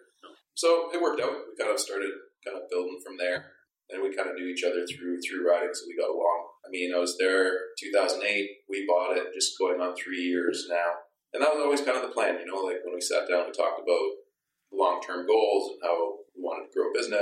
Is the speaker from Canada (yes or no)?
yes; Canada; also born or lived in Czechoslovakia; My parents immigrated to Canada with me when I was 6 when we came here. I was born in Czechoslovakia